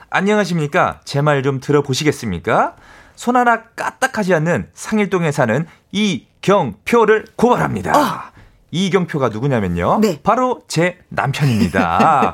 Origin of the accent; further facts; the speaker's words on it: Yesan, South Chungcheong, South Korea; 제 고향도 예산입니다.